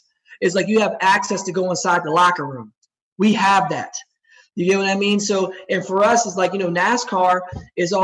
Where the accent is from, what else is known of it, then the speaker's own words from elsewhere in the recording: Chesterfield, New Jersey, United States; I grew up in Chesterfield, New Jersey, which is right next to Trenton.